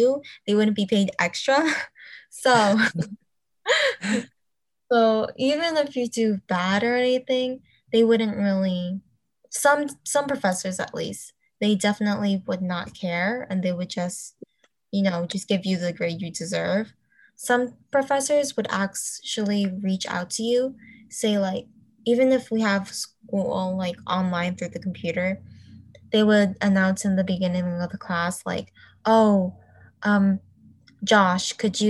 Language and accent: English; New York, United States; I'm from New York.